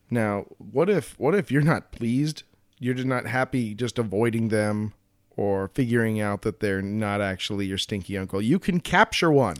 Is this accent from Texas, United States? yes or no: no; Colorado, United States; growing up in Colorado